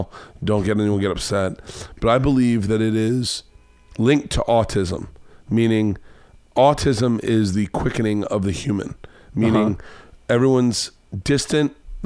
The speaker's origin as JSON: {"language": "English", "region": "the South", "country": "United States", "tie": "born or raised there", "said": "I grew up in the South."}